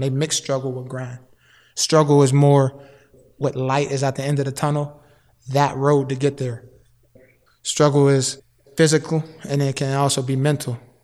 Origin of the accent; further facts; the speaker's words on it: Wilkinsburg, Pennsylvania, United States; I'm from Wilkinsburg, born and raised